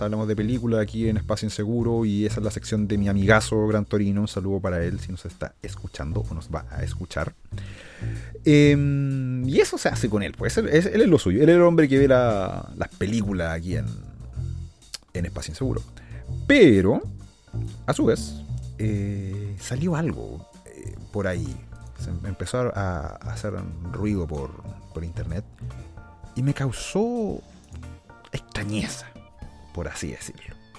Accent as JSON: {"language": "Spanish", "country": "Chile", "said": "los que somos de Chile"}